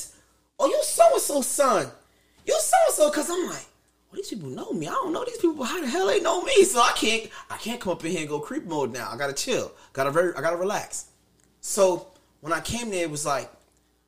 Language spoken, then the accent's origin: English; New Jersey, United States; now in Queens, United States; most of my childhood, I grew up in Jersey, too